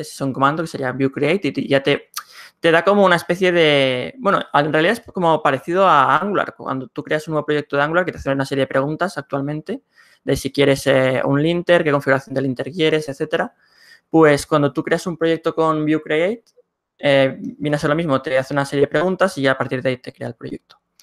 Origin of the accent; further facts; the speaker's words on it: Barcelona, Catalonia, Spain; soy de Barcelona, España